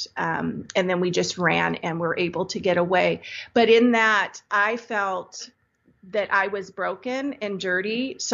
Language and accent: English; Santa Cruz, California, United States; I grew up in Santa Cruz, California